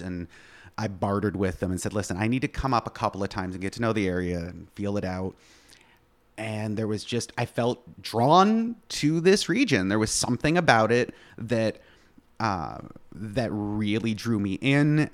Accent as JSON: {"language": "English", "region": "East Coast", "country": "Canada", "tie": "born or raised there", "first_language": "English", "moved": "as an adult", "lives_now": "Plattsburgh, United States", "said": "I am originally from Canada, born and raised, uh, East Coast"}